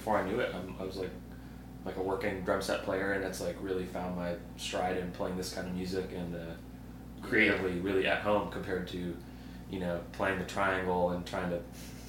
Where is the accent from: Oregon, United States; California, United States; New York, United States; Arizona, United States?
Arizona, United States; Phoenix; moved away as an adult; also born or lived in Texas / Ann Arbor, Michigan; now in Birmingham, United States; I grew up in Phoenix, Arizona.